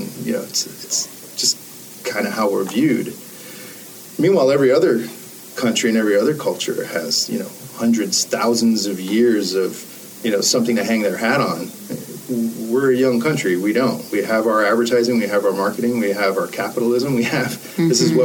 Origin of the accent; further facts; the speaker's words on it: New York City, New York, United States; also born or lived in Germany; I grew up in the Bronx. I grew up in a predominantly Black Hispanic neighborhood